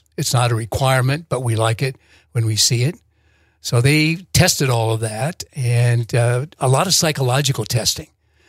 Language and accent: English; Iowa, United States; moved away as an adult; I wanted to go back to my home state of Iowa.